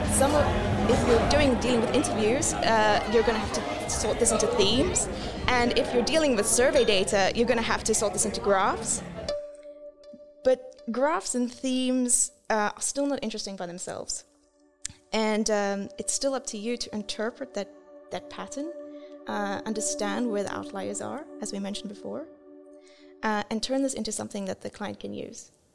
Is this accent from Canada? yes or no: no; South Africa; moved away as an adult; now in Netherlands; from my accent, you can probably, yes, I'm from the southern country in Africa.